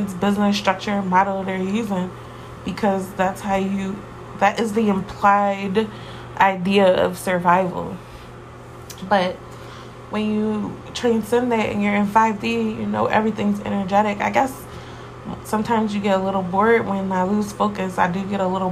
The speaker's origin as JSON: {"language": "English", "town": "Philadelphia", "region": "Pennsylvania", "country": "United States", "said": "I'm from Philly, so really my life was pretty average"}